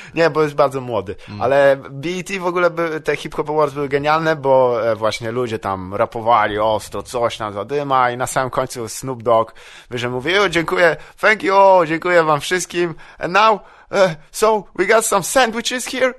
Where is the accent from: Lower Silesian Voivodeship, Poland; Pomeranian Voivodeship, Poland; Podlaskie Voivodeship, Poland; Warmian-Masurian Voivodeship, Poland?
Lower Silesian Voivodeship, Poland; Wrocław; also born or lived in Psary; Ja jestem z Wrocławia. Y, tam się urodziłem i tam też się wychowałem większą część swojego życia, a potem się przeprowadziłem do Psar